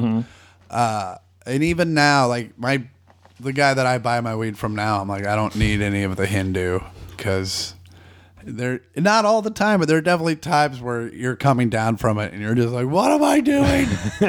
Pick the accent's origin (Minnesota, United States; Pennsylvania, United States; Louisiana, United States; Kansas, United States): Kansas, United States; moved away; I grew up in Kansas